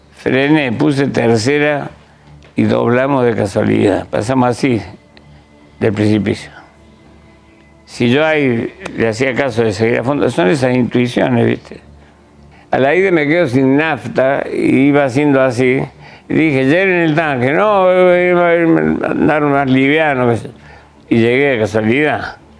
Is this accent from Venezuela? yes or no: no; Córdoba, Argentina; soy de Córdoba